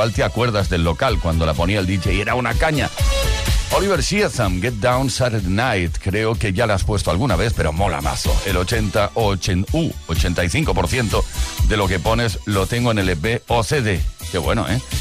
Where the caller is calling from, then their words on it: Barcelona, Catalonia, Spain; de Barcelona, de nuevo.